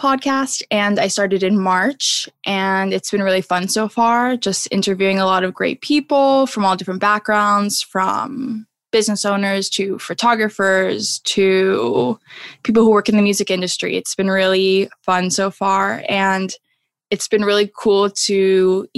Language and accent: English; Las Vegas, Nevada, United States; moved away as an adult; also born or lived in San Diego; I'm originally from Las Vegas, but came to San Diego for school.